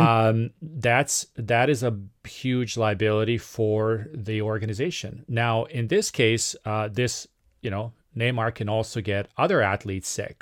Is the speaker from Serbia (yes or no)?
yes; Serbia; moved away; from my home country of Serbia